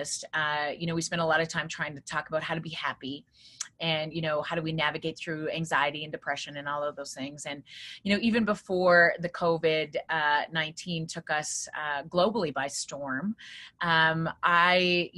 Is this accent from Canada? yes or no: yes; Viking, Alberta, Canada; moved away as an adult; also born or lived in Regina, Saskatchewan; I grew up in this small town in Viking